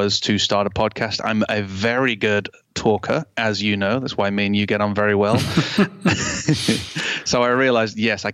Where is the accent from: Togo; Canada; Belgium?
Canada; now in United Kingdom; I was born in Canada